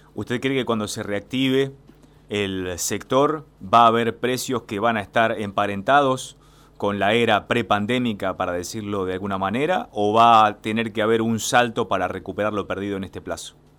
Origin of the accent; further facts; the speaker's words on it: San Clemente del Tuyú, Buenos Aires Province, Argentina; yo soy de San Clemente del Tuyú